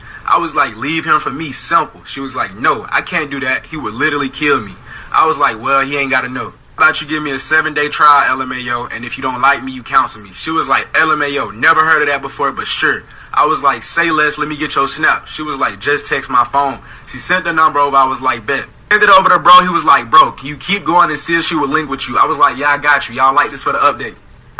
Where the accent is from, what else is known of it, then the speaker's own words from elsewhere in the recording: Alabama, United States; I was like, I'm from Alabama.